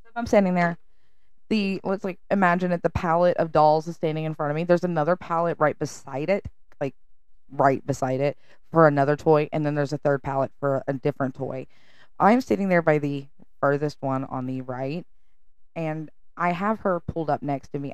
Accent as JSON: {"language": "English", "region": "the South", "country": "United States", "said": "I'm from the South."}